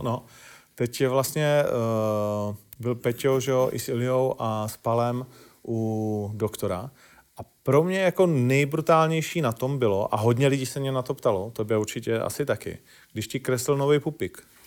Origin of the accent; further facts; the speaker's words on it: Ostrava, Moravian-Silesian Region, Czechia; já jsem Ostravák, takže my víme, že to není úplně jednoduchý, nebo tehdy to nebylo jednoduchý v mý době vyrůstat tam